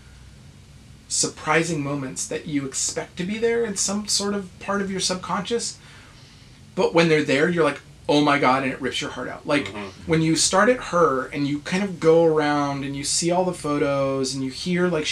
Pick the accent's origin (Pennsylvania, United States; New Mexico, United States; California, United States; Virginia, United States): New Mexico, United States; Albuquerque; moved away; I was raised in New Mexico, in Albuquerque, in the States